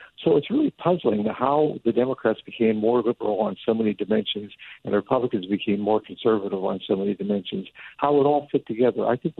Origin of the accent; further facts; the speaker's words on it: Western Pennsylvania, United States; moved away; When I was growing up in Western Pennsylvania